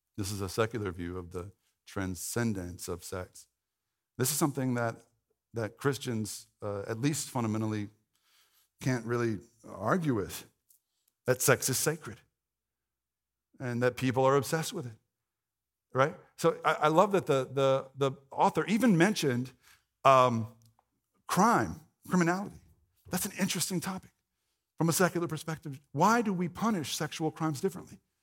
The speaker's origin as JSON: {"language": "English", "region": "the Bible Belt", "country": "United States", "tie": "born or raised there", "said": "if you grew up in the Bible Belt, like I did"}